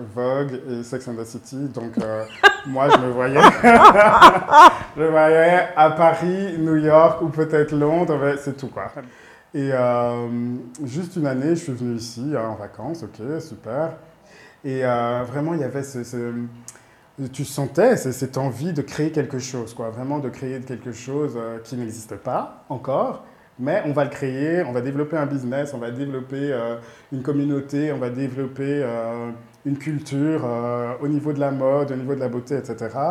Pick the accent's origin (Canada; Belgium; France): Belgium; Brussels, Brussels-Capital Region; moved away as an adult; also born or lived in Rwanda; now in Kigali, Rwanda; Je suis né au Rwanda. Mes parents, on a déménagé en Belgique quand j'avais 2 ans. Ouais. Donc, ouais, tout mon parcours, toute ma vie était, à Bruxelles, en Belgique